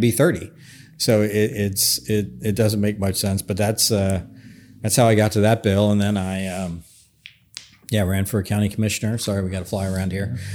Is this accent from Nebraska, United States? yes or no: no; Northern Kentucky, United States; I come from Northern Kentucky